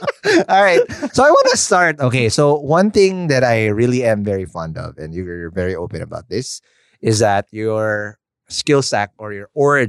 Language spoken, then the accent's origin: English; Quezon City, Metro Manila, Philippines; now in Cavite, Philippines; I was born and raised in the North. I was a QC boy.